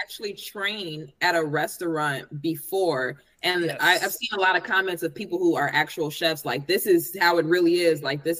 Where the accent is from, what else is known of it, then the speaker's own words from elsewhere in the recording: Chicago, Illinois, United States; I'm very judgmental as a Chicagoan